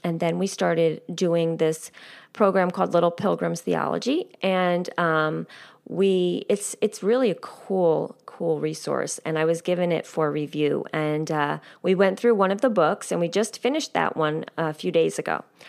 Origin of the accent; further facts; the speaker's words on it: United States; also born or lived in rural New Jersey; now in New Jersey, United States; I grew up nine miles outside of New York City